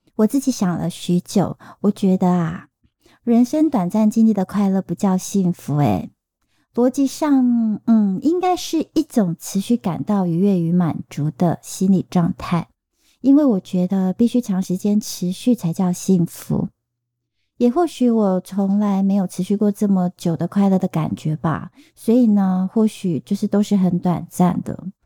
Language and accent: Chinese; Taiwan; accent: Taiwanese Mandarin (台湾国语); 我发现我现在开始有点台湾国语